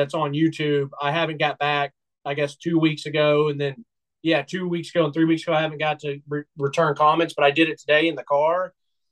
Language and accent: English; Nashville, Tennessee, United States; now in Knoxville, United States; I was raised in Nashville, and so I was in Nashville when the Titans moved there